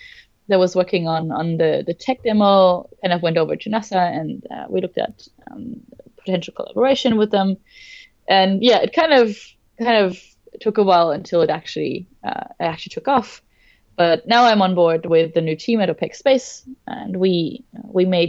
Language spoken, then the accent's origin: English; Germany; now in Melbourne, Australia; I am originally from Germany, now living in Melbourne, Australia